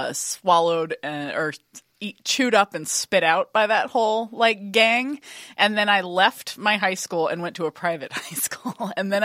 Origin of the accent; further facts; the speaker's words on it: Austin, Texas, United States; I grew up in Austin, Texas.